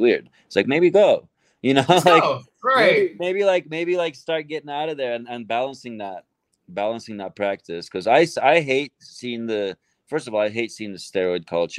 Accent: Istanbul, Turkey; English is a second language; moved away; I'm Turkish. I grew up in Turkey. I didn't cover that part. I grew up in Istanbul.

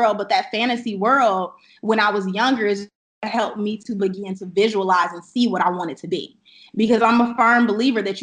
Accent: Chicago, Illinois, United States; now in Atlanta, United States; I'm currently based out of Atlanta, Georgia, and I am originally I was based, or I'm from Chicago, Illinois. So I'm from the South Side

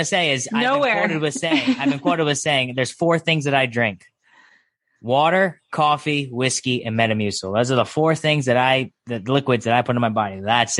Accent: Connecticut, United States; I'm from Connecticut

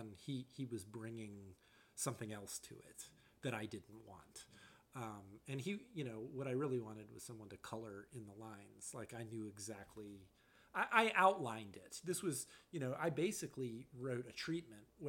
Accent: Charlotte, North Carolina, United States; now in Chicago, United States; my parents, you know, were conservative when I was growing up, like a lot of you know, parents in Charlotte, North Carolina in the 1980s

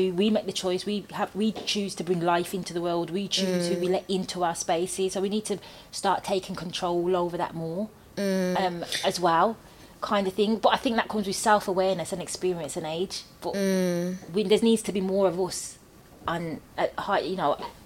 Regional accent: Birmingham, West Midlands, United Kingdom; I'm from Birmingham

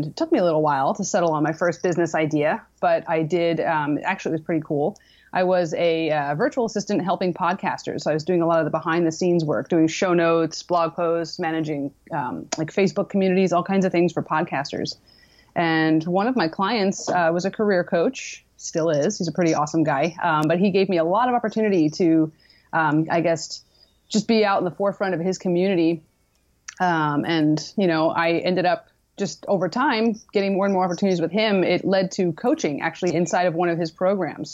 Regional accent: East Coast, United States; moved away as an adult; now in San Diego, United States; I'm originally from the East Coast

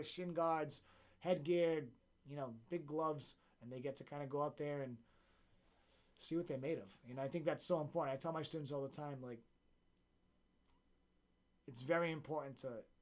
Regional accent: Central Falls, Rhode Island, United States; my hometown of Central Falls, the Knights of Columbus Hall

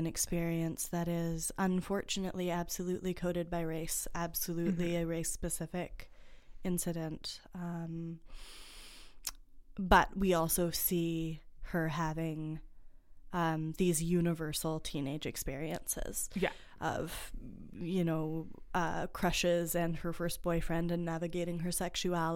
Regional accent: Canada; We're Canadian

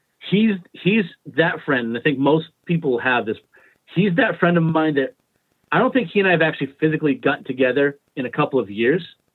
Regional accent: East Providence, Rhode Island, United States; Our fathers were cops together in East Providence

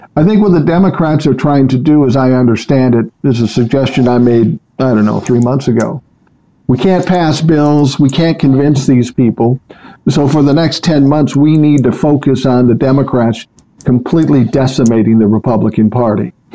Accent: Minneapolis, Minnesota, United States; I grew up in South Minneapolis

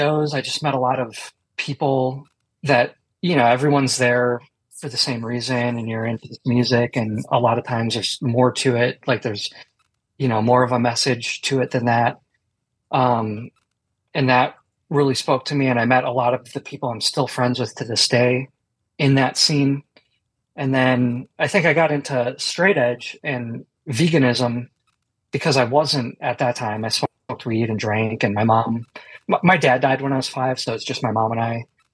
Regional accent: Milwaukee, Wisconsin, United States; I grew up in Milwaukee, Wisconsin

